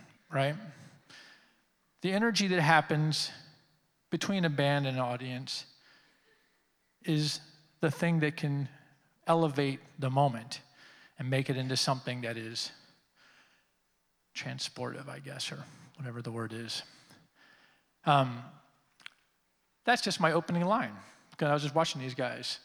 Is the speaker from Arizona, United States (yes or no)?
no; Washington, District of Columbia, United States; I grew up here in Washington. I lived here my entire life